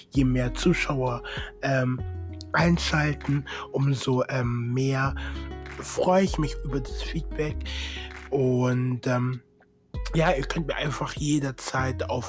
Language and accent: German; Munich, Bavaria, Germany; ich komme näher aus München, Nähe München, genau.